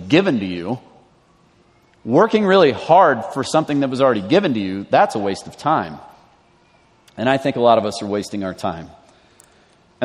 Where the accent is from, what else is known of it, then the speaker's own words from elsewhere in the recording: the South, United States; moved away; I grew up in the South.